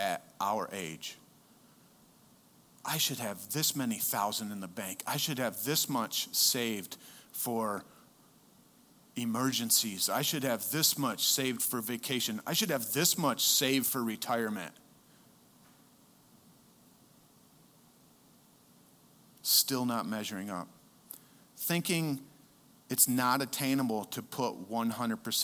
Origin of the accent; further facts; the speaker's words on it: United States; as an American, I happen to lean more on my Americanness